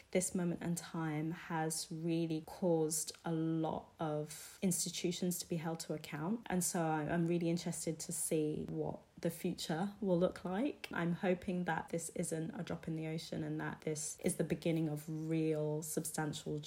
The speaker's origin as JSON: {"language": "English", "country": "United Kingdom", "said": "being British"}